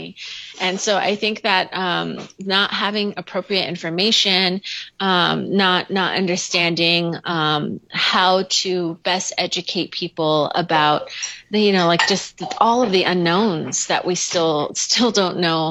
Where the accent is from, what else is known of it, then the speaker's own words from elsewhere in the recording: Lupton, Arizona, United States; moved away as an adult; now in Gallup, United States; my hometown is Lupton, Arizona, just the first town just over the Arizona border